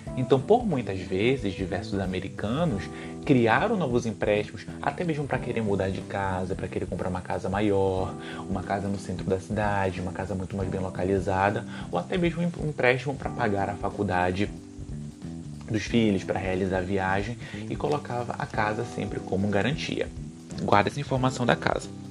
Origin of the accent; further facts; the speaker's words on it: Belém, Pará, Brazil; eu sou de Belém